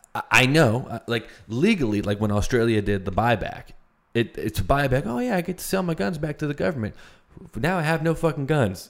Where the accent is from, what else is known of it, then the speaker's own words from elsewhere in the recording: United States; I was born in the United States.